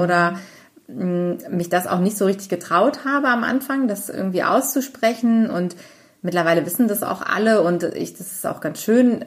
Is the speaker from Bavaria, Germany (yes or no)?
no; Cologne, North Rhine-Westphalia, Germany; ich bin auch in Köln aufgewachsen